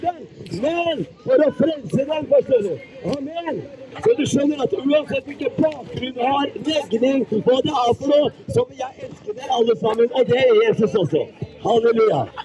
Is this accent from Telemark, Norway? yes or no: yes; Skien, Telemark, Norway; Jeg er født og oppvokst i Skien